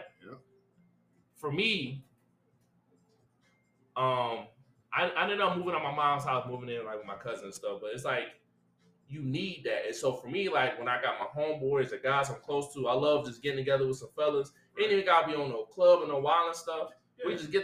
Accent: Detroit, Michigan, United States; I'm from Detroit, so Motown

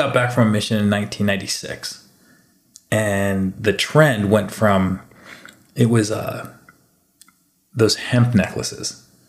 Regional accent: Hawaii, United States; It looks Hawaiian. I'm Hawaiian. I can probably market these.

